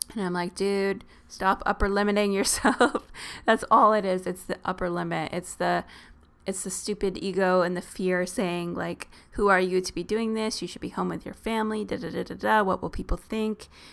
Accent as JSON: {"language": "English", "region": "Southern Ontario", "country": "Canada", "said": "we're from Southern Ontario."}